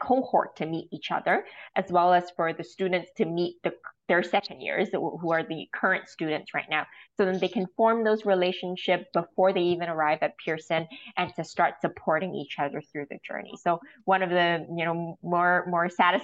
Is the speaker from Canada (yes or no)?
no; Hong Kong; I'm from Hong Kong